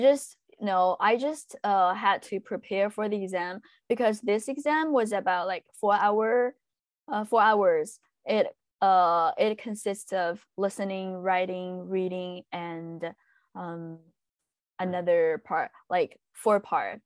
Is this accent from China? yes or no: yes; China; English is a second language; moved away as an adult; also born or lived in Utah, United States; now in Monterey, United States; I'm from China